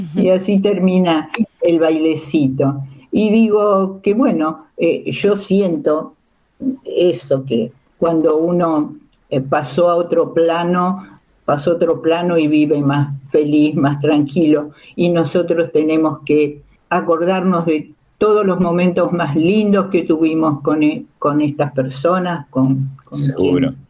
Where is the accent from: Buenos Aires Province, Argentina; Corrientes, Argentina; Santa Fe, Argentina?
Buenos Aires Province, Argentina; Baradero; moved away; yo soy de Varadero, en Varadero no pasaba muchas cosas